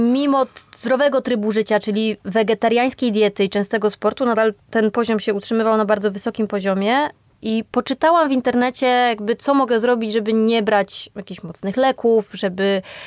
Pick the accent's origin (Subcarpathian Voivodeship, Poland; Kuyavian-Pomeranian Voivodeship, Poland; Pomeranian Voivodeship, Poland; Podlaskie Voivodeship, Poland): Subcarpathian Voivodeship, Poland; Podkarpacie; moved away as an adult; now in Warsaw, Poland; wyjechałam z rodzinnego Podkarpacia do Warszawy